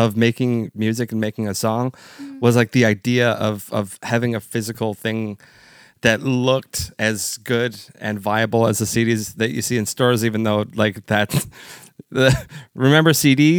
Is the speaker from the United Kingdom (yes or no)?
no; Hamilton, Ontario, Canada; I grew up in Hamilton, so I had a lot of Italian friends.